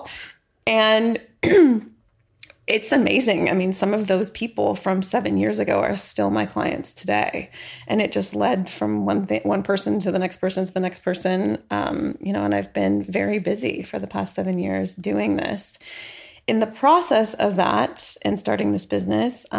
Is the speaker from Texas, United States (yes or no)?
no; San Diego, California, United States; also born or lived in San Francisco, California / Norman, Oklahoma; we moved back to California. And so I mostly grew up in San Diego.